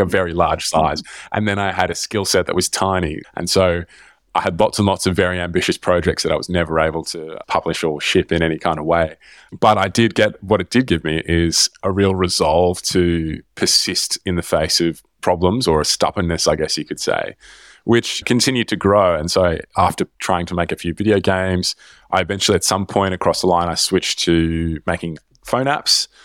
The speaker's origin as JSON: {"language": "English", "town": "Melbourne", "region": "Victoria", "country": "Australia", "tie": "born or raised there", "moved": "yes", "said": "I grew up in Melbourne"}